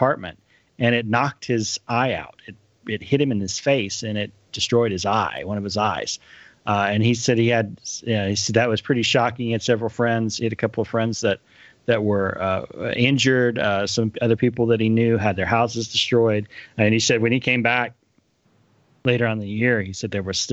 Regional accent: Wichita Falls, Texas, United States; We moved from West Texas up to Wichita Falls area in 1979 in the summer

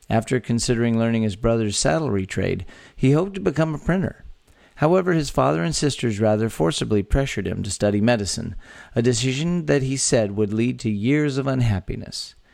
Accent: Texas, United States; born or raised there

